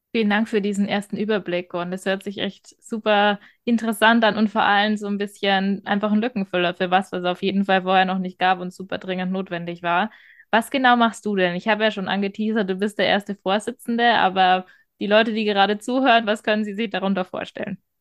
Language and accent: German; Bavaria, Germany; Ich komme aus Bayern